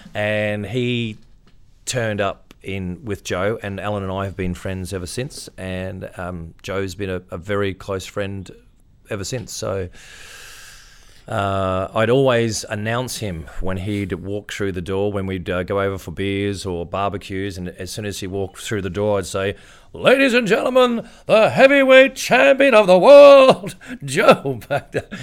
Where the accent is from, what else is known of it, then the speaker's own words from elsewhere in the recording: Queensland, Australia; I'm a Queenslander